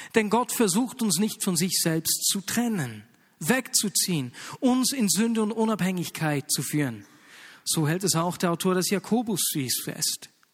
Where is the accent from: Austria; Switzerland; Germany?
Switzerland; Bern; accent: Bernese German; bei uns in Berndeutsch